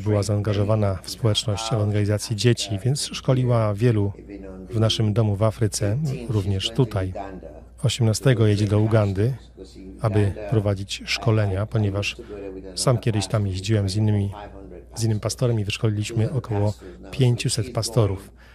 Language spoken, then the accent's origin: Polish; Sierra Leone; moved away as an adult; also born or lived in Liberia; now in Florida, United States; Pochodzę z Afryki Zachodniej, Sierra Leone. Tam się urodziłem i dorastałem.